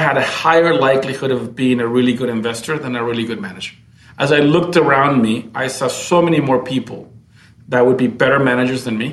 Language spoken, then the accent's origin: English; Camiri, Santa Cruz, Bolivia; moved away as an adult; also born or lived in United States / Brazil; I was born in Bolivia in a small town, actually, in Camiri, and came to the States on a scholarship